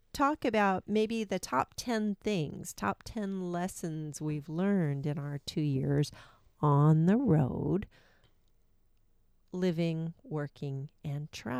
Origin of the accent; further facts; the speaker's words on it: Washington, United States; We're from Washington yeah, State.